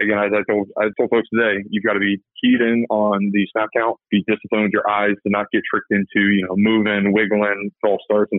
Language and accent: English; Lincoln, Nebraska, United States; born there; So I was born in Lincoln, Nebraska. I've got baby pictures in Nebraska Cornhusker gear.